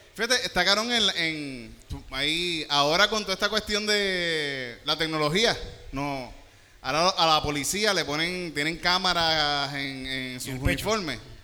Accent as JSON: {"language": "Spanish", "town": "Yauco", "country": "Puerto Rico", "tie": "born or raised there", "said": "yo que me crié en Yauco y estuve en, en, la escuela pública en Yauco"}